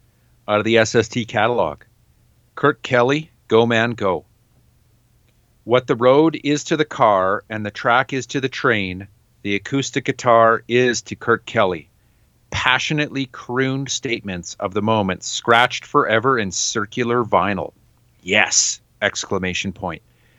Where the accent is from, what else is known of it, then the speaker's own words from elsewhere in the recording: Canada; It's pretty hard to grow up in Canada in the 70s and 80s